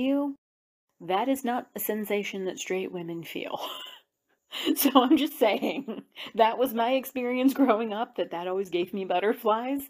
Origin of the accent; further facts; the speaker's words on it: Appalachia, United States; Growing up in Appalachia